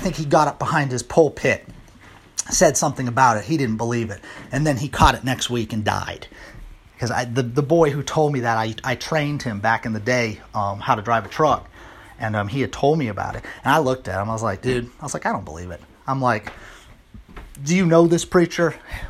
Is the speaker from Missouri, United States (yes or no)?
yes; Missouri, United States; You know, I'm from Missouri. I'm the show me state, man.